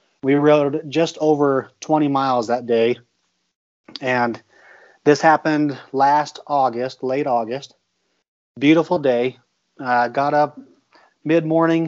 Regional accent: Rock Springs, Wyoming, United States; I grew up in Rock Springs, Wyoming

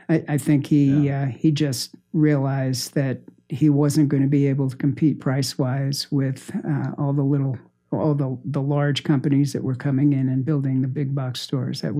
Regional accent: New Jersey, United States; moved away; I grew up in New Jersey.

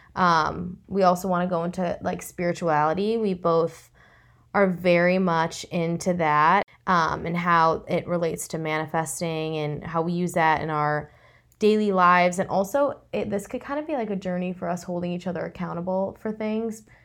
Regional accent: Chicago, Illinois, United States; moved away as an adult; also born or lived in Los Angeles, United States; I'm originally from Chicago

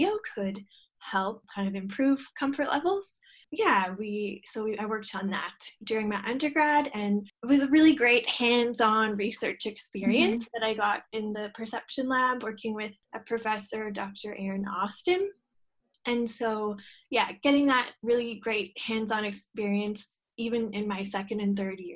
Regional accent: west coast of Canada, just outside of Vancouver, British Columbia, Canada; moved away as an adult; also born or lived in Antigonish, Nova Scotia, Canada; now in Sydney, Australia; I grew up on the west coast of Canada, just outside of Vancouver

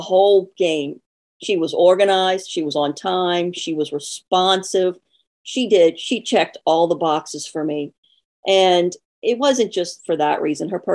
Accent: New Orleans, Louisiana, United States; accent: Southern; also born or lived in North Shore, Louisiana; I was born and raised in New Orleans, so I'm a Southern girl. Every now and then you'll pick that up in my accent

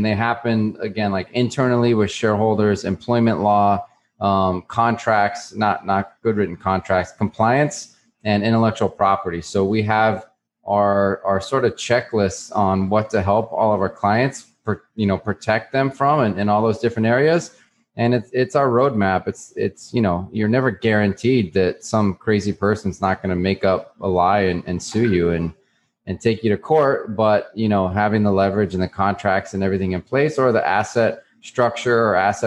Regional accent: New Mexico, United States; moved away as an adult; now in Miami, United States; I grew up in New Mexico

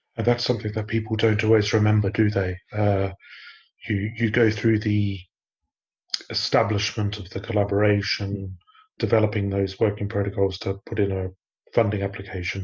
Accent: Australia; moved away as an adult; now in United Kingdom; I grew up in Australia. I've lived in the UK for about 20 years now

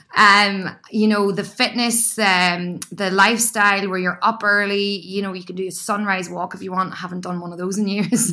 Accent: County Down, Northern Ireland, United Kingdom; moved away as an adult; now in Sydney, Australia; an Irish girl

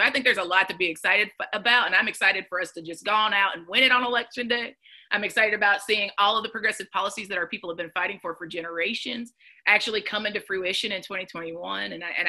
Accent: Chattanooga, Tennessee, United States; I'm a girl from Chattanooga, Tennessee that grew up in the country of Hamilton County that is in a state that didn't expand Medicaid.

